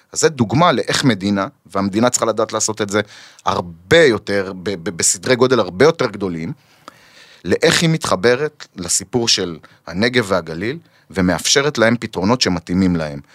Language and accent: Hebrew; Kiryat Shmona, Northern District, Israel; אני נולדתי וגדלתי שם, mhm. וממשיך לגדל שם את הילדים שלי